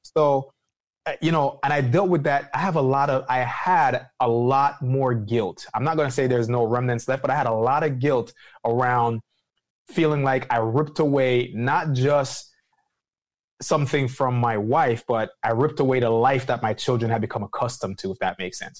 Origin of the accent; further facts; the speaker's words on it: Jamaica; moved away; being Jamaican as well, as far as, you know, an immigrant that came to this country